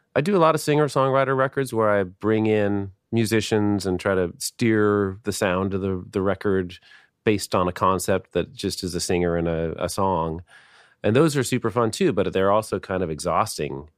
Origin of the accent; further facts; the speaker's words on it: Seattle, Washington, United States; I grew up in Seattle, went to high school here